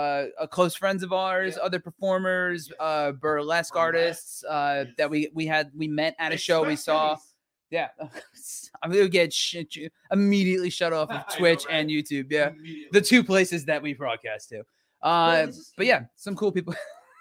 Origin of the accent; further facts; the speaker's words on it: New Jersey, United States; moved away as an adult; also born or lived in New York City; now in Los Angeles, United States; I'm from the Northeast in New Jersey